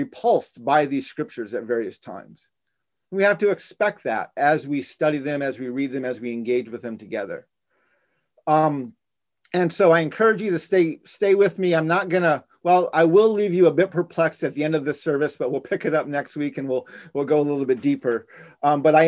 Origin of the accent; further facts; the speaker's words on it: Navajo Nation, United States; now in Washington, D.C., United States; in our Navajo culture, we're matrilineal